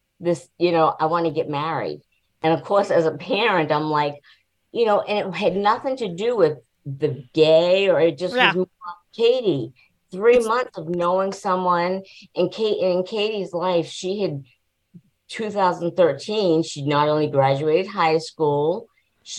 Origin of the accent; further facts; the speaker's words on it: New Hampshire, United States; now in Florida, United States; I live in Florida, but we're from New Hampshire originally